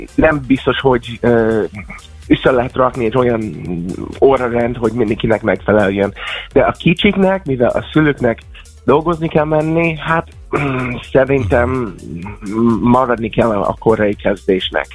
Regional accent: United States; now in Hungary; Amerikába jöttem föl, ott születtem, és amikor gimibe jártam

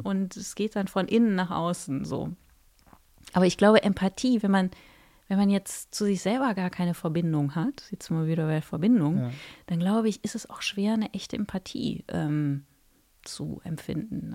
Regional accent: Mönchengladbach, North Rhine-Westphalia, Germany; accent: Rhenish; also born or lived in Cologne; ich bin in, in der Nähe von Köln geboren, habe dann auch ein bisschen in Köln gewohnt, bin in Mönchengladbach aufgewachsen

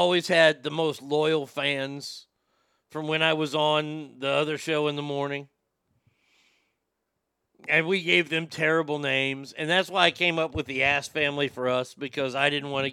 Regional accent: Texas, United States; I do live back in my home state of Texas

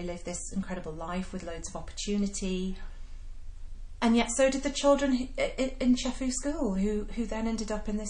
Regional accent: Yorkshire and the Humber, United Kingdom; me growing up in Yorkshire

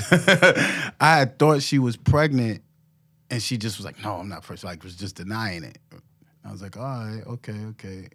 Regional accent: New York City, New York, United States; I grew up in Harlem.

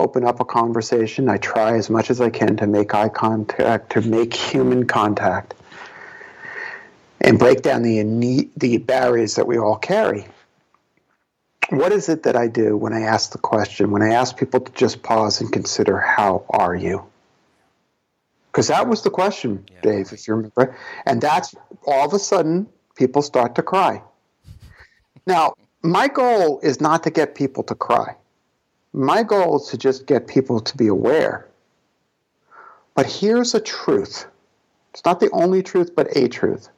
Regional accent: New York City, New York, United States; we're both from Brooklyn

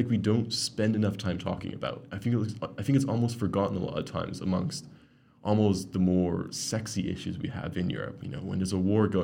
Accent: Canada; moved away; I grew up in Canada

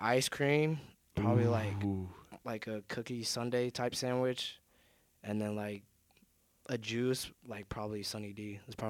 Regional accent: Mesa, Arizona, United States; moved away as an adult; now in Iowa, United States; I'm from Mesa, Arizona. I'm 18 years old.

